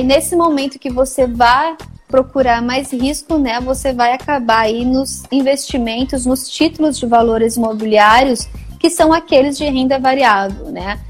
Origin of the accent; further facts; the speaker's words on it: Maringá, Paraná, Brazil; moved away as an adult; now in São Paulo, Brazil; Eu sou de Maringá, né? Sou nascida em Maringá